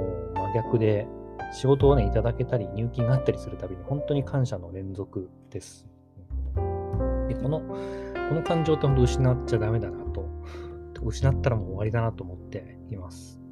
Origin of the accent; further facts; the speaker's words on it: Takamatsu, Kagawa, Japan; 僕のね、住んでいる地元の高松市っていうところは